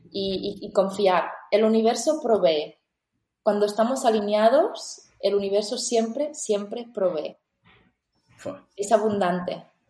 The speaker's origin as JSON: {"language": "Spanish", "town": "L'Ametlla de Mar", "region": "Catalonia", "country": "Spain", "tie": "born or raised there", "also_born_or_lived": "Barcelona / India", "said": "vuelvo a mi pueblo donde yo había dejado ese pueblo cuando tenía 18 años para ir a la universidad"}